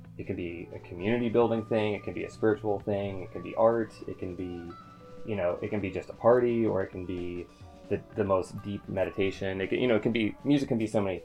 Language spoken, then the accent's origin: English; Southern Ohio, United States; I grew up in kind of like Southern Ohio, which is basically Northern Kentucky